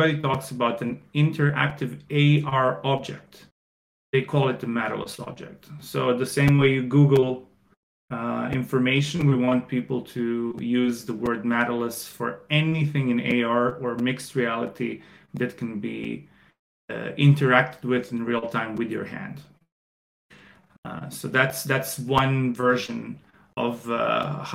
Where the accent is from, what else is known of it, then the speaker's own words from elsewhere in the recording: Croatia; moved away as an adult; also born or lived in China; I am from Croatia, where I'm currently at. I spent 11 years in China